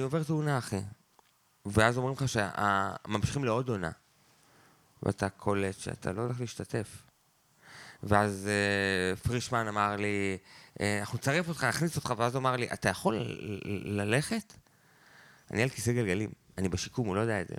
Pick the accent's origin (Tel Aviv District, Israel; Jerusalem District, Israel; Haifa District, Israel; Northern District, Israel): Northern District, Israel; Beit Zera; גדלתי איתו בקיבוץ, כאילו כילד חוץ